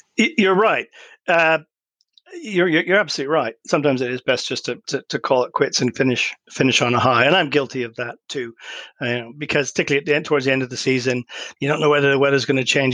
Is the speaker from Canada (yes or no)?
yes; Canada; moved away; I grew up in Canada too